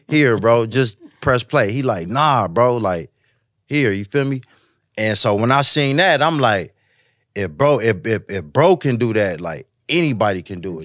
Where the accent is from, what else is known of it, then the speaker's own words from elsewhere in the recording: West Coast, United States; I'm from the West